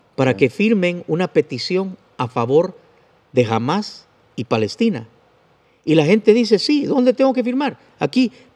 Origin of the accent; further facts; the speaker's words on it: Guatemala; como soy guatemalteco, uso el vos